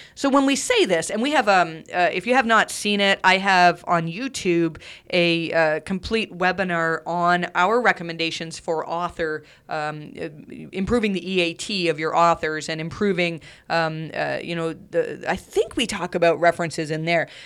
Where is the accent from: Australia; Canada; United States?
Canada; I'm Canadian